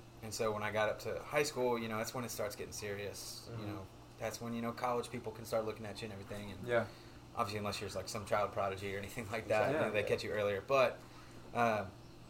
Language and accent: English; Knoxville, Tennessee, United States; also born or lived in Dover, Delaware; I've lived in Knoxville, Tennessee ever since.